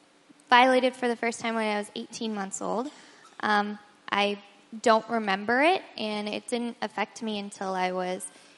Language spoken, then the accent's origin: English; Colorado, United States; now in San Diego, United States; I grew up in Colorado.